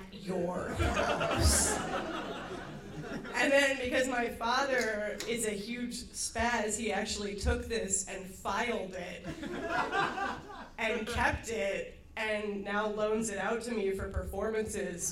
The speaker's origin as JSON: {"language": "English", "town": "Baltimore", "region": "Maryland", "country": "United States", "tie": "born or raised there", "said": "When I was a kid, I grew up in Baltimore"}